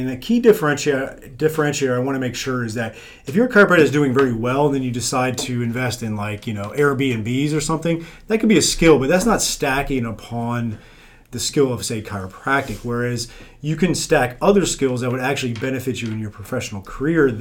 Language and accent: English; South Florida, United States; I'm from South Florida